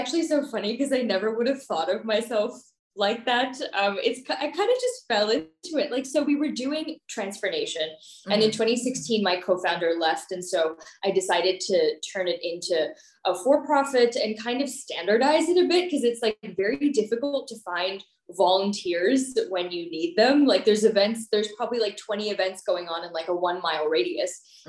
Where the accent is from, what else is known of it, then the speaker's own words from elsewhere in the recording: Maryland, United States; born there; also born or lived in New Jersey / Pakistan; So I'm Pakistani American. I was born in Maryland, and then moved to New Jersey and then Pakistan. So hopped around in a few places.